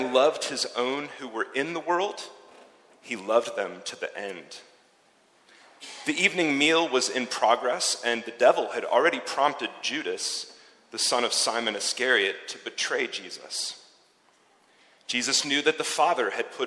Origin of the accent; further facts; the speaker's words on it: United States; accent: American; now in Zurich, Switzerland; my American accent